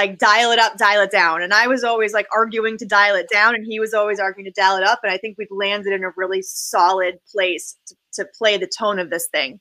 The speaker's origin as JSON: {"language": "English", "town": "Boston", "region": "Massachusetts", "country": "United States", "tie": "born or raised there", "moved": "as an adult", "lives_now": "Los Angeles, United States", "said": "I'm really excited to be working in my hometown"}